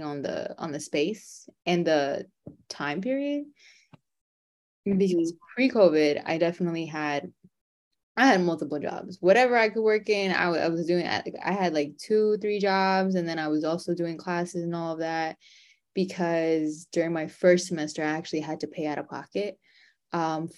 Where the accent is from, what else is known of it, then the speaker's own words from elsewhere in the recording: New York City, New York, United States; I was born and raised in New York City